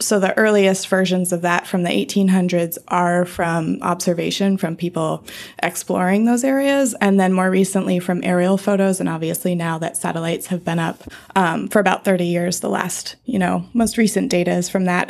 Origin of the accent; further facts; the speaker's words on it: Colorado, United States; I grew up in Colorado